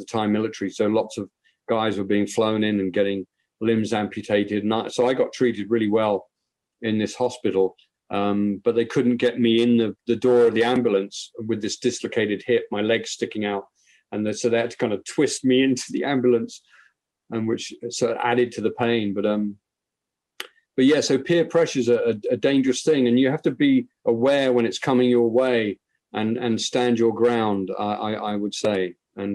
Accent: Ireland; I'm an Irishman

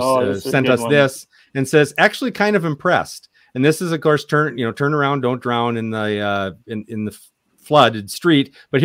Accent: Minnesota, United States; This is from my home state

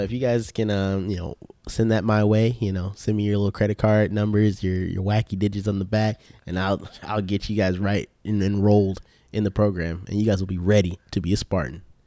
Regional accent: the South, United States; we're from the South

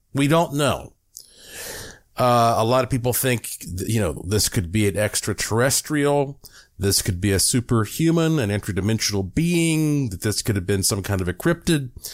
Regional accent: North Carolina, United States; I grew up in North Carolina.

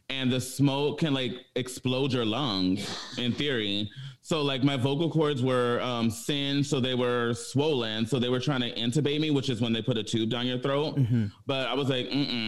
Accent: Pomona, California, United States; also born or lived in Inglewood, California; I grew up in Pomona

